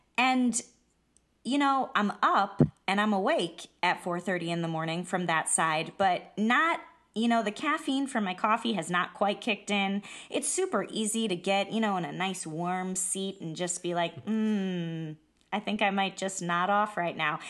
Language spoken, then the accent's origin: English; Iowa, United States; I'm from Iowa